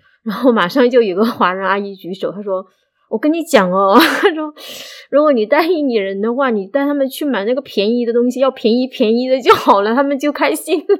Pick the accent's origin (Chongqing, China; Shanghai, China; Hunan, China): Hunan, China; moved away as an adult; now in Indonesia; 我是湖南来的，十年前来到这个地方，到已经生活十年多了